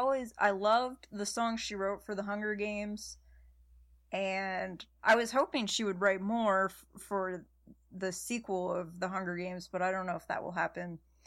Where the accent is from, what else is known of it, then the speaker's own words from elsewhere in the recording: Pittsburgh, Pennsylvania, United States; I'm from Pittsburgh where we have steel mills everywhere.